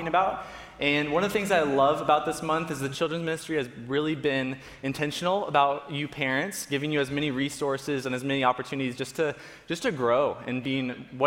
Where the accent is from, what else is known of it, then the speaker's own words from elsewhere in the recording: Florida, United States; So we grew up in Florida